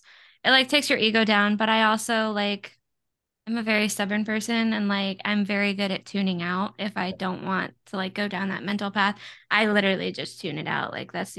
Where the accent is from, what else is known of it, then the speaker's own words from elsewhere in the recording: Florida, United States; Like, I'm from Florida, bro. You don't mess with a Florida woman.